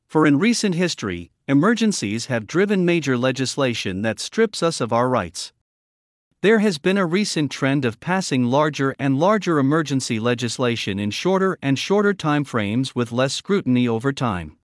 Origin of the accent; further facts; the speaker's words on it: New Hampshire, United States; my home state of New Hampshire